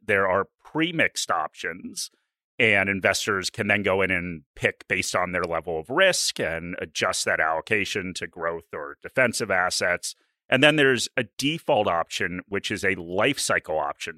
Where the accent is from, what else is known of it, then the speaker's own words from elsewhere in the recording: United States; now in Australia; I'm an American